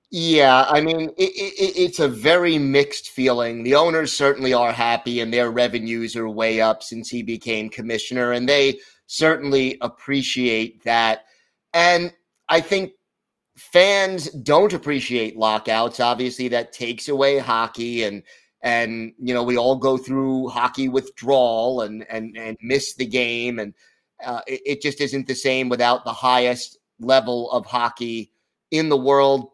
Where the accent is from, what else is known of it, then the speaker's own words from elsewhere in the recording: United States; speaking more as an American